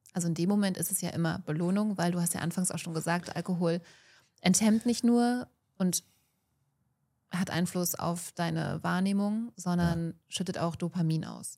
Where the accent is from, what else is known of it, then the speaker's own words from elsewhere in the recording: Germany; bei uns in Deutschland